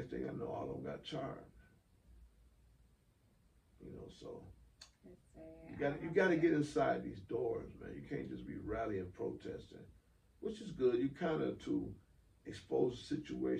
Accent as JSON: {"language": "English", "town": "Toledo", "region": "Ohio", "country": "United States", "tie": "born or raised there", "moved": "yes", "lives_now": "Cobb County, United States", "said": "Toledo, Ohio, my hometown"}